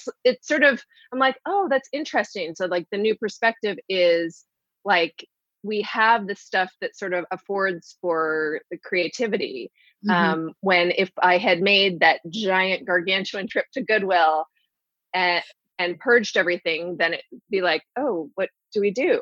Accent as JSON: {"language": "English", "country": "Canada", "moved": "yes", "lives_now": "United States", "said": "I'm Canadian, all of my family is in Canada"}